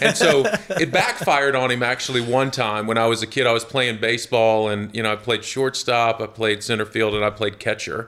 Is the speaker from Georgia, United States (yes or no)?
yes; Jonesboro, Georgia, United States; I grew up in a, in a little town just south of Atlanta, about eighteen mile, miles south of Atlanta called Jonesboro, Georgia